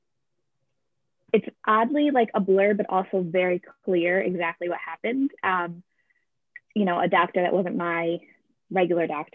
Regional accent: Capital District, New York, United States; I grew up in the Capital District and came back here after college

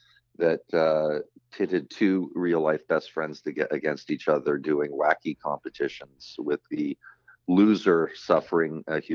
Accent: Canada; Being Canadian, well, you know, there's many explanations for why Canadians in the realm of comedy have done so well.

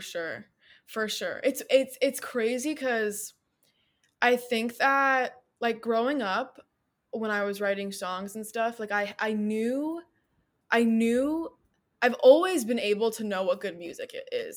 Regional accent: United States; living in America as an American who has, like, either, like, a parent or a grandparent that is, like, not Amer-, or, like, not from, like, not wasn't born in America

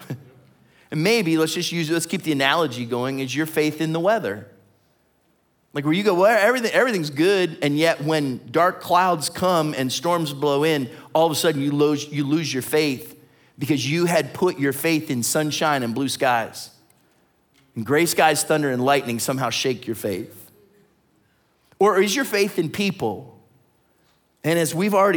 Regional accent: Ohio, United States; I'm from Ohio

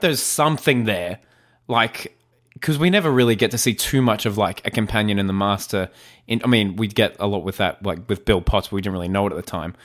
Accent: Australia; I'm Australian. It's part of my dialect.

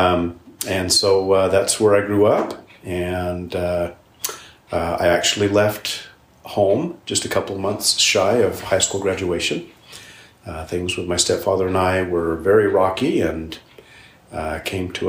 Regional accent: Lindon, Utah, United States; also born or lived in Blackfoot, Idaho / San Diego, California; I was raised in Linden, Utah

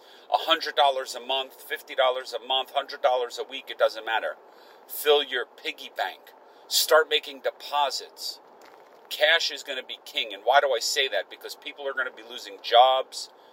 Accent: United States; I'm an American

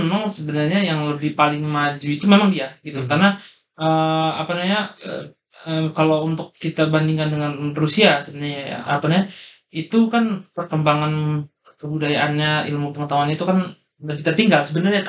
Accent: Indonesia

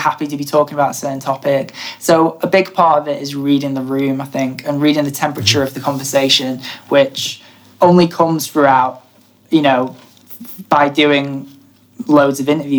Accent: Blackpool area, North West England, United Kingdom; we're both from, I say Blackpool because that's the main place that people know. We're both not from Blackpool, but I imagine people wouldn't really know Garstang or Pollen

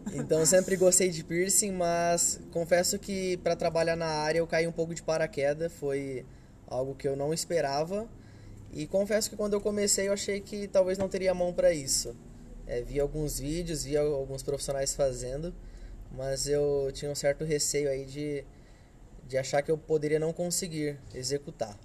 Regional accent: Hortolândia, São Paulo, Brazil; Sou de Hortolândia

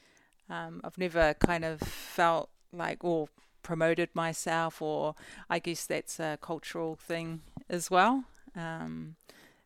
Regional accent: Auckland, New Zealand; also born or lived in Cook Islands; Residing in West Auckland in Glen Eden. Born and raised out west

